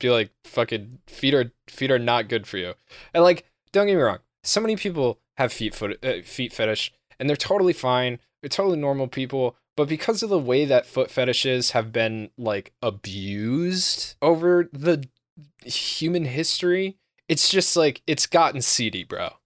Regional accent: United States; I'm American

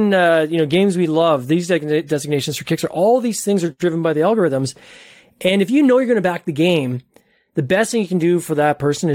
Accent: Ontario, Canada; I'm just north of Toronto in Canada.

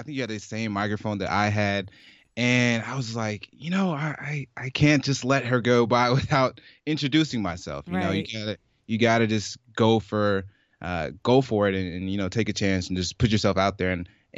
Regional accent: Brooklyn, New York, United States; born there; also born or lived in Michigan / Jamaica / Georgia; And so I was born in Brooklyn, New York. I moved around to Michigan for a bit, in Jackson, Michigan.

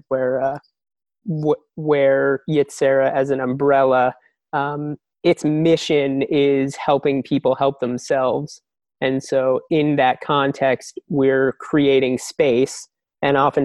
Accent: New Jersey, United States; I grew up in New Jersey.

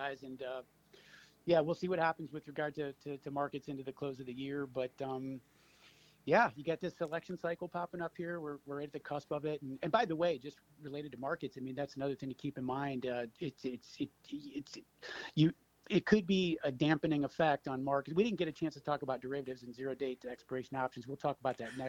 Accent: Cleveland, Ohio, United States; also born or lived in Chicago; I grew up here in Cleveland

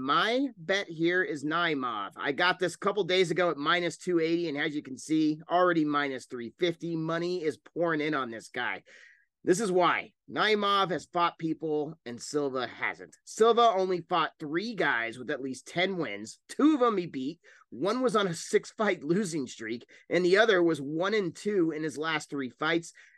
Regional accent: Denver, Colorado, United States; I am from Denver

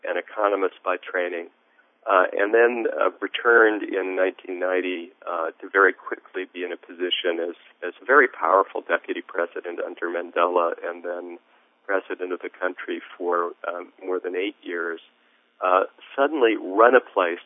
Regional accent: United States; I was from America

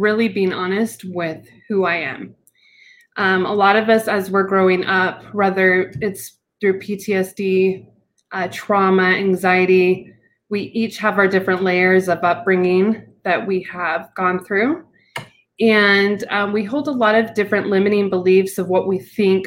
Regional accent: Utah, United States; I am from Utah. I'm in the mountain area

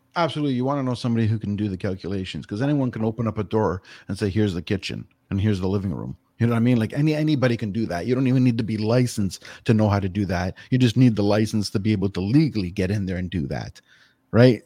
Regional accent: Toronto, Ontario, Canada; now in Grimsby, Canada; was born and raised in Etobicoke.

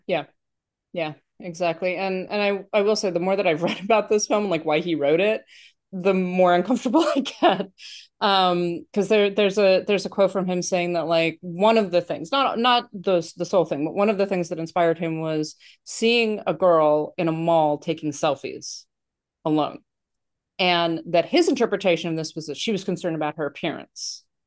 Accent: New York, United States; I'm from New York and, like, we don't have above ground pools that much

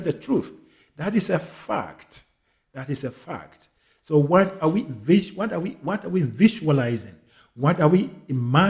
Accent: Ghana; I am a Ghanaian

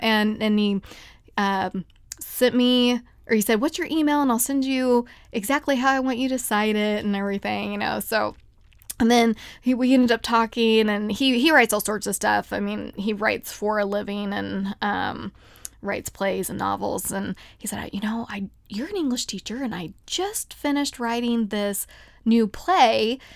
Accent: United States; also born or lived in Kansas / Ohio; I grew up in Kansas and Ohio

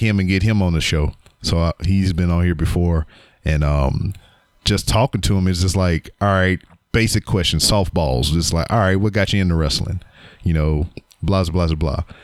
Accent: Louisiana, United States; my teams are my state teams, my home state. Um, I'm from Louisiana

